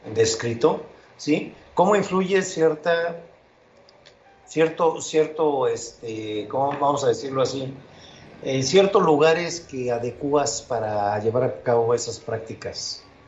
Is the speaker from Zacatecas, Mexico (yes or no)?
no; near Papantla, Veracruz, Mexico; mi, eh, tierra, donde yo, por, donde yo nací, más al norte. Eso es en Papantla, Veracruz